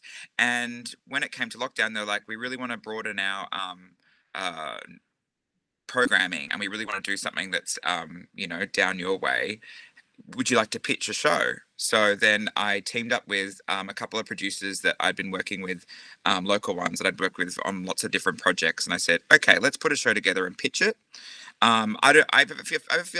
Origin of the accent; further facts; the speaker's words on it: Mornington Peninsula / Geelong, Victoria, Australia; also born or lived in Rosebud / Frankston; now in Geelong, Australia; I was born on the other side of the bay, so I was out Mornington, Rosebud, Frankston area, but then moved around the other side, and I've been here ever since.